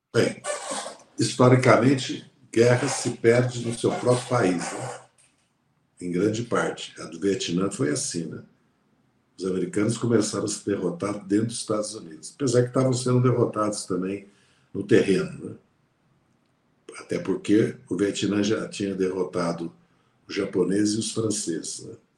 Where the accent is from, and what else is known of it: Brazil